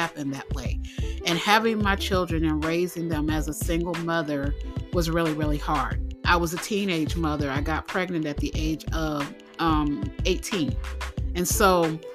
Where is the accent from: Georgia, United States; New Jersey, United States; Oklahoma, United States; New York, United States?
New Jersey, United States; also born or lived in Philadelphia, Pennsylvania; I am originally from New Jersey. I was born in Philly, but I lived in New Jersey for a good part of my life. Yes, that is where I grew up